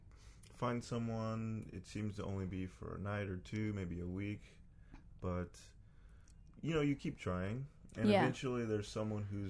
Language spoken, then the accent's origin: English; Texas, United States; moved away as an adult; now in Dubai, United Arab Emirates; I'm from Texas